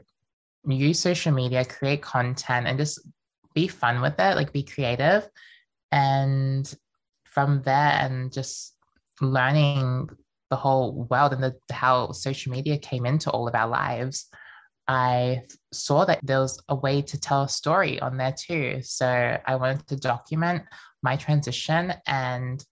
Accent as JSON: {"language": "English", "town": "Melbourne", "region": "Victoria", "country": "Australia", "tie": "born or raised there", "also_born_or_lived": "Queensland", "said": "I was born in Queensland, but then moved to Melbourne when I was around 5 years old"}